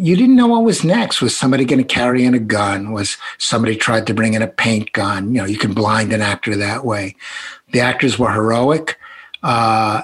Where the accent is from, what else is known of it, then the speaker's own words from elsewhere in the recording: New York City, New York, United States; accent: Brooklyn; I'm speaking with a Brooklyn accent. That's genuine